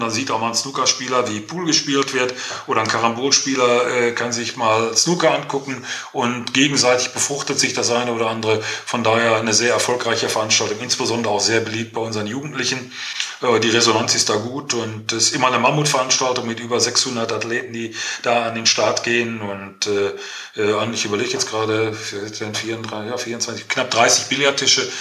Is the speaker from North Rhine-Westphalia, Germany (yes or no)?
yes; Herne, North Rhine-Westphalia, Germany; born or raised there